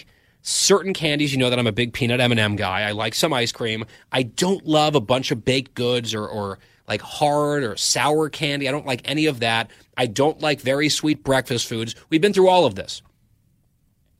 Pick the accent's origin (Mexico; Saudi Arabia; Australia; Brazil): Saudi Arabia; I was born in Saudi Arabia